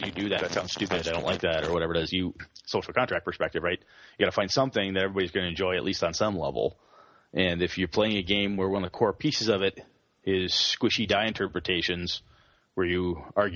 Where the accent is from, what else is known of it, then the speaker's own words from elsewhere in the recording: Wausau, Wisconsin, United States; in my hometown of Wausau, there's a – the high school I went to has a game club